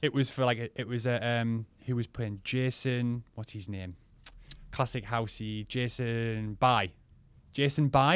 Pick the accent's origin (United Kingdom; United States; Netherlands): United Kingdom; Crook, North East England; local lads in a village where I'm from, in Crook.